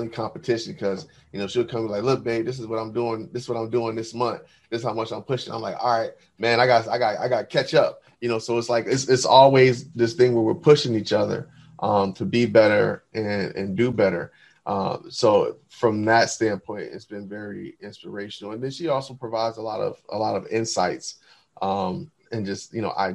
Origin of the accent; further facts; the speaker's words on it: New Jersey, United States; moved away; I'm from New Jersey originally